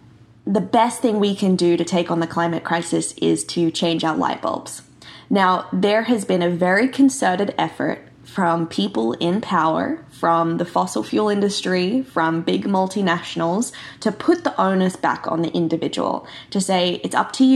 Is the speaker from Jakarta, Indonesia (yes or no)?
no; Bali, Indonesia; I grew up in Bali in Indonesia